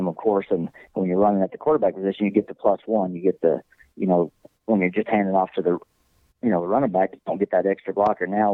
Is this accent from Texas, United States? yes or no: yes; Boyd, Texas, United States; I'm from Boyd. Mm-hmm. Coach Carr coached me